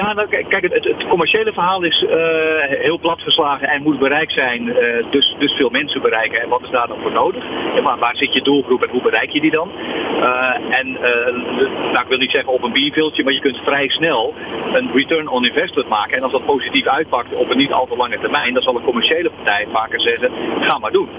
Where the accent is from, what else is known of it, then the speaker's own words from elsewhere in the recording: Zeeuws-Vlaanderen, Zeeland, Netherlands; ik kom uit Zeeuws-Vlaanderen